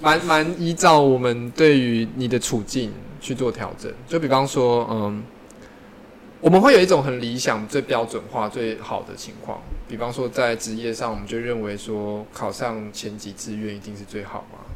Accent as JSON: {"language": "Chinese", "country": "Taiwan", "said": "以我们台湾人来讲"}